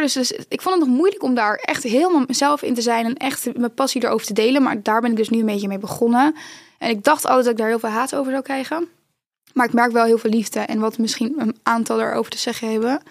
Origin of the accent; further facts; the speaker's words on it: North Brabant, Netherlands; in Brabant, waar ik vandaan kom